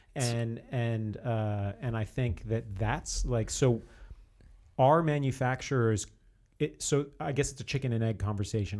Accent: New Jersey, United States; I grew up in New Jersey

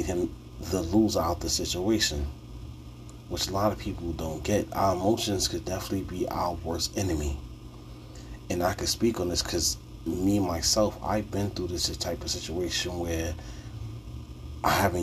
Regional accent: New York City, New York, United States; I'm from New York City. Bronx born and raised

